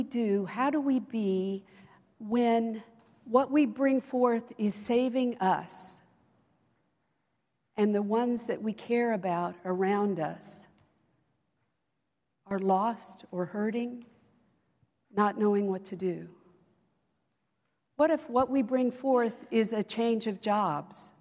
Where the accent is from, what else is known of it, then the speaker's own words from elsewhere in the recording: Central Illinois, United States; moved away as an adult; I came from Central Illinois